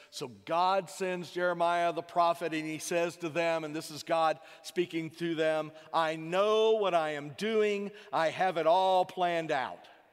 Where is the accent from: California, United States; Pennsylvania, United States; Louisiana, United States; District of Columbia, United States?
Louisiana, United States; south; born south of Interstate ten, you know, in, in Louisiana.